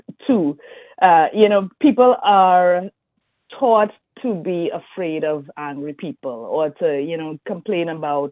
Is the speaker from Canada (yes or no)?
no; Trinidad & Tobago; moved away; also born or lived in Brazil / Louisiana; I'm from Trinidad and Tobago.